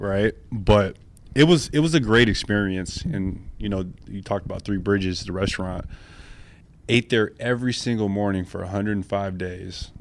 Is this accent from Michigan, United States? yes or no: yes; Flint, Michigan, United States; moved away as an adult; also born or lived in Salt Lake City, Utah / Los Angeles; now in Washington, United States; I'm really a small town kid. I'm from Flint, Michigan.